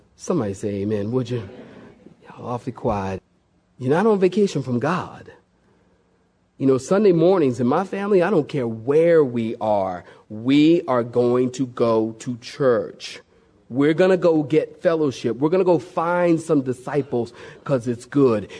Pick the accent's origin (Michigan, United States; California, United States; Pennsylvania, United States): Pennsylvania, United States; Philadelphia; I'm from Philadelphia, big city, and we have the subway